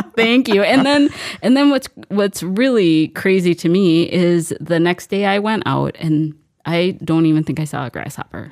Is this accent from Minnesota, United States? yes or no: yes; Mankato, Minnesota, United States; I grew up in Mankato.